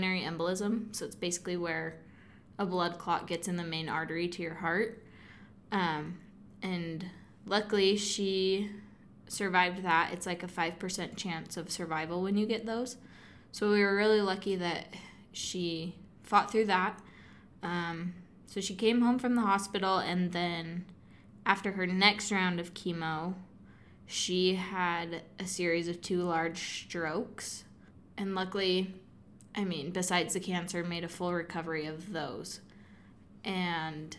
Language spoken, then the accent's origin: English; Kaysville, Utah, United States; I'm from Kaysville, Utah